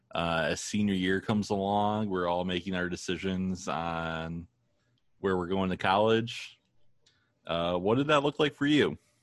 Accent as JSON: {"language": "English", "town": "Toledo", "region": "Ohio", "country": "United States", "tie": "born or raised there", "also_born_or_lived": "Maine", "said": "I grew up in Maine and we moved to Toledo when I was six"}